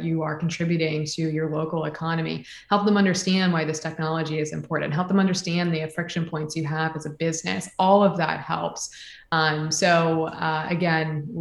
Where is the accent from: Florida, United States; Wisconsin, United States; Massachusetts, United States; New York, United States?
Florida, United States; also born or lived in Texas; as a native Floridian